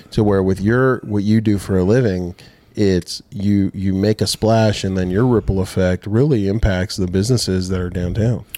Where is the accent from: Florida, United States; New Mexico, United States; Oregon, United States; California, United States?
California, United States; Rancho Cucamonga; moved away as an adult; now in Dothan, United States; we grew up in Rancho Cucamonga, California